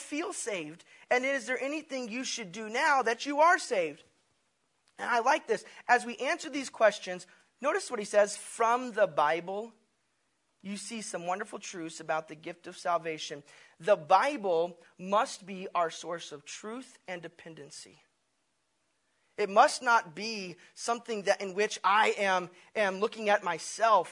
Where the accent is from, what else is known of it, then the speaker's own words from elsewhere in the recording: Tennessee, United States; being a kid and growing up in Tennessee